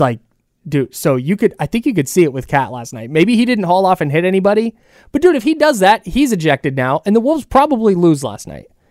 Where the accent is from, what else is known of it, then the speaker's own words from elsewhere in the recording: Bay Area, California, United States; I grew up in the Bay Area